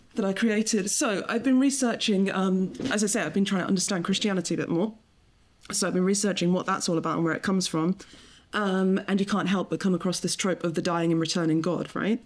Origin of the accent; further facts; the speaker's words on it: England, United Kingdom; I grew up in, in England